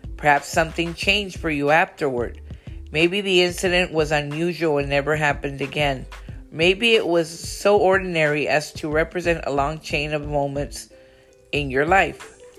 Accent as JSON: {"language": "English", "town": "Brownsville", "region": "Texas", "country": "United States", "tie": "born or raised there", "said": "her and I grew up in Brownsville, Texas"}